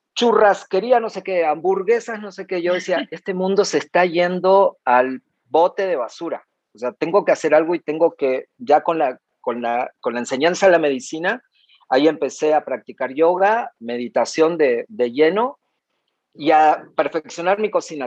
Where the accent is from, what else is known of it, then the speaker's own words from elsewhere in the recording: Cinco Saltos, Río Negro, Argentina; moved away; nací en la Patagonia Argentina y fueron mis comienzos ahí en el sur, en el Alto Valle Río Negro, Neuquén, en Cinco Saltos